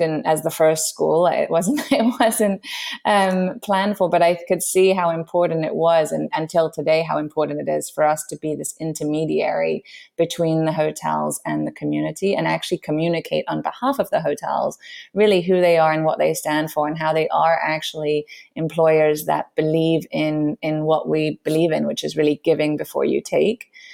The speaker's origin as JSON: {"language": "English", "region": "London", "country": "United Kingdom", "tie": "born or raised there", "also_born_or_lived": "New York", "moved": "as an adult", "said": "my background is I grew up in London"}